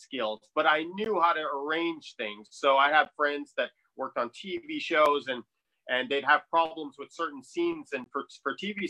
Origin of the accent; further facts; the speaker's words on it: Montreal, Quebec, Canada; also born or lived in New York; I am originally from Montreal. Lived in New York for a while.